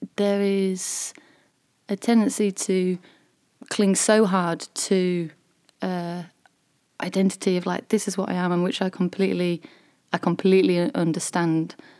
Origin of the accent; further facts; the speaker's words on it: Selby, Yorkshire and the Humber, United Kingdom; I actually live in between York and Selby